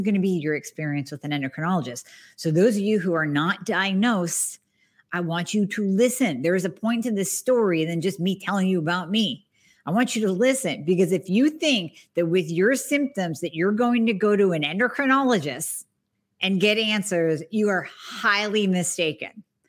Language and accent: English; Erie, Pennsylvania, United States; born or raised there